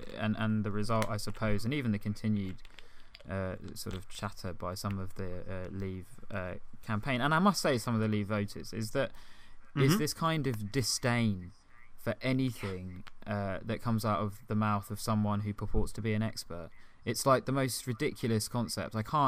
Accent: United Kingdom; You felt so proud of being British, and even myself as an ethnic minority, I felt incredibly proud of being British.

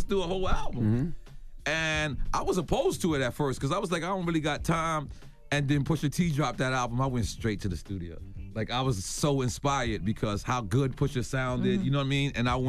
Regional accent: Queens, New York, United States; I will pound Nas out. I'm from Queens.

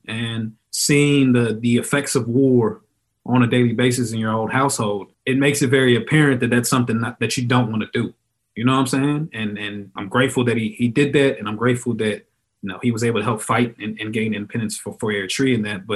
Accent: Texas, United States; growing up in Texas

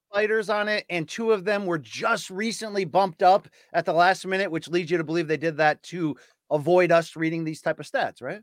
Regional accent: Naugatuck, Connecticut, United States; I grew up eighteen miles from New Haven, Connecticut

